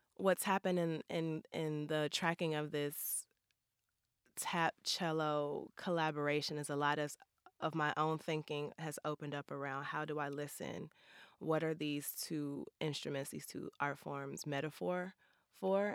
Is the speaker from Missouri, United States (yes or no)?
yes; St. Louis, Missouri, United States; growing up in Saint Louis